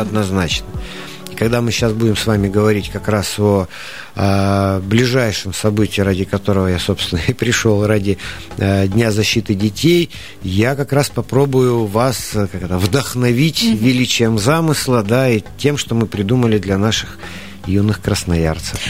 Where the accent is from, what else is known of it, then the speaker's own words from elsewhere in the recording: Siberia, Russia; мы же сибиряки, мы народ э, очень оптимистичный